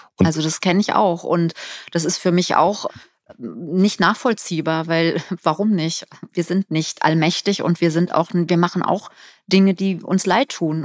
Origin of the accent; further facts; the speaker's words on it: Germany; wir als Deutsche